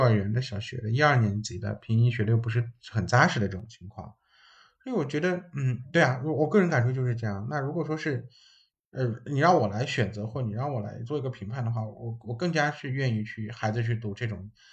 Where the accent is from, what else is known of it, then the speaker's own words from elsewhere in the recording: China; 然后是我们中国人翻译的